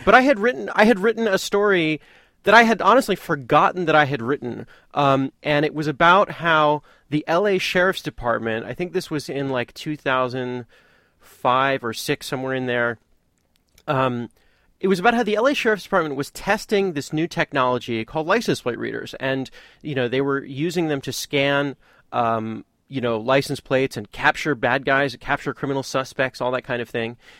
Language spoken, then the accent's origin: English; Santa Monica, California, United States; now in Oakland, United States; my hometown of Santa Monica, California